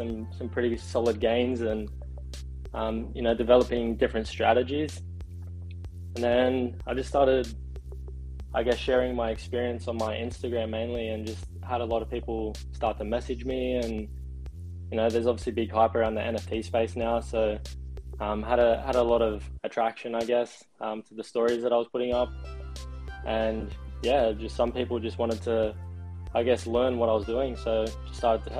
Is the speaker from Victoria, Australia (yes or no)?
no; Sydney, New South Wales, Australia; now in Gold Coast, Australia; I'm originally from Sydney, Australia, and currently living in the Gold Coast